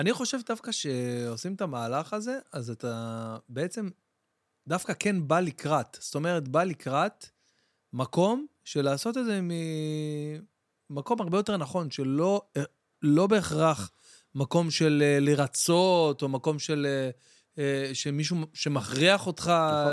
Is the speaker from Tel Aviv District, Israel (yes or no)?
no; Jerusalem, Jerusalem District, Israel; אני גדלתי שם בבית וגן.